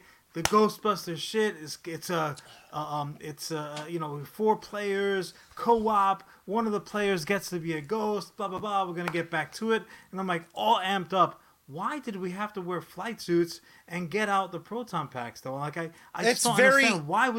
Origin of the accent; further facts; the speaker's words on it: New York City, New York, United States; the floor model encased in oak television that we had growing up in Brooklyn.